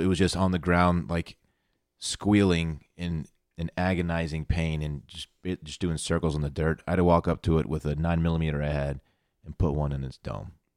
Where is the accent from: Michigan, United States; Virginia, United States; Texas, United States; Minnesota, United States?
Texas, United States; Austin; I am from Austin, Texas